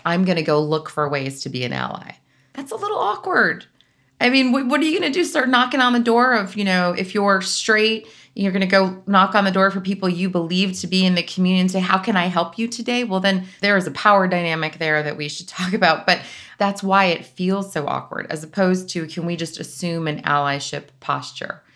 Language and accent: English; South Florida, United States; moved away as an adult; also born or lived in Northeast United States; I grew up in South Florida